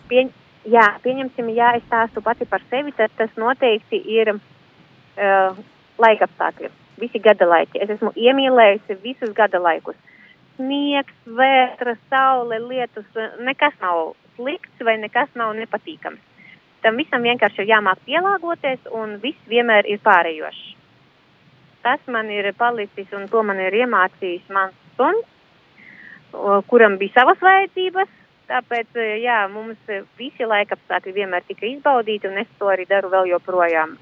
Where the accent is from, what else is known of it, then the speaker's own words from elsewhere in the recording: Rēzekne, Latgale, Latvia; Es esmu no Reizeknes, bet aktīvi darbojos arī latgaliešu jomā.